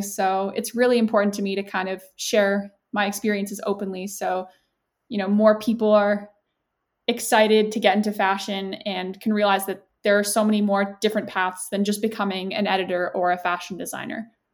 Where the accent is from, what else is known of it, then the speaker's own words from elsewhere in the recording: Canada; moved away as an adult; now in United Kingdom; I'm actually Canadian, but I uh, moved to the UK for university